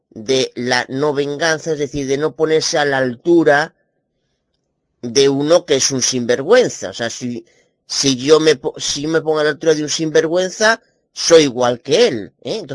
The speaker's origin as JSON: {"language": "Spanish", "country": "Spain", "said": "como muchas personas, como muchos españoles, pues necesitan de una manera, necesitan compensar eh, el ladronería de estos paposos idólatras hipócritas del gobierno que tenemos en España."}